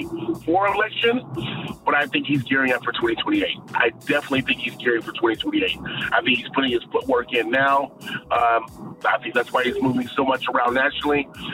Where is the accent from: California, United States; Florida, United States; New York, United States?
California, United States; Inland Empire; also born or lived in Central Valley, California; I am born and bred in the great state of California, born and raised in the Inland Empire, now in the Central Valley area.